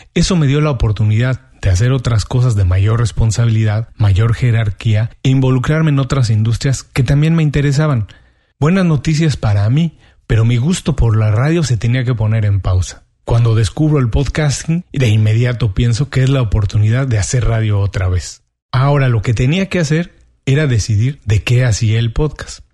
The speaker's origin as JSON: {"language": "Spanish", "country": "Mexico", "moved": "as an adult", "lives_now": "Miami, United States", "said": "soy mexicano y tengo 12 años viviendo en Miami. En México trabajaba"}